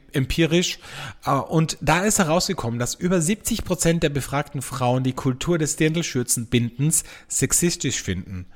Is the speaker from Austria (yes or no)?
yes; Austria; bei uns in Österreich